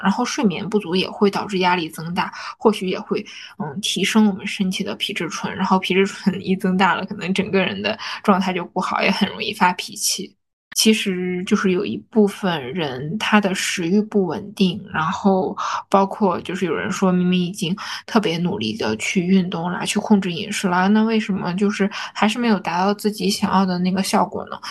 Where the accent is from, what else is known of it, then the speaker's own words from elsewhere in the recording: Harbin, Heilongjiang, China; 就是我们哈尔滨人冬天也是吃冰淇淋的